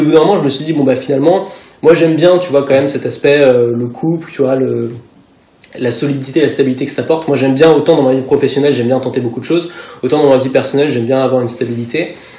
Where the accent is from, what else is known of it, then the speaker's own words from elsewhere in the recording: Paris, Île-de-France, France; je suis né à Paris